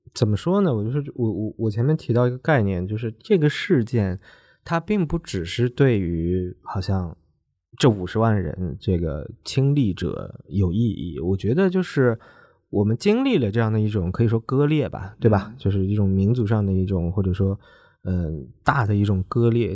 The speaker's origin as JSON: {"language": "Chinese", "country": "China", "said": "我们大陆这边的人，他就会好奇"}